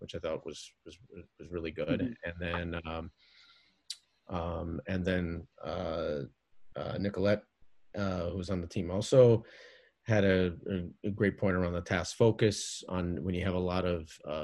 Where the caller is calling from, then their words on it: Northern New Jersey, United States; I'm calling from Northern New Jersey